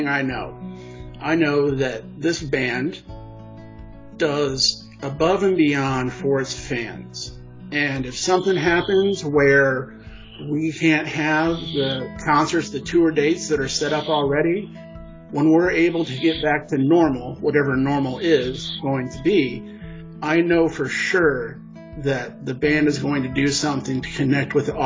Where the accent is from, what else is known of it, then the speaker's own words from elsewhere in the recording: Indiana, United States; I'm a Hoosier. I'm from Indiana